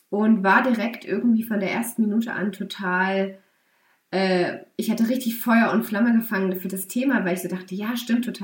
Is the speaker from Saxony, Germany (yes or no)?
yes; Saxony, Germany; bin aufgewachsen in Sachsen und bin nach verschiedenen Auslandsaufenthalten ähm, in Bayern erstmal gelandet, habe dort studiert.